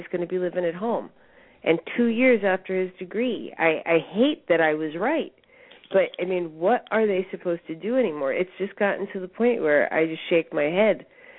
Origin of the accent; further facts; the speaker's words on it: Newtown, Connecticut, United States; moved away as an adult; also born or lived in California; now in Arkansas, United States; in Newtown, Connecticut, which is where I'm from, and I now live in Arkansas.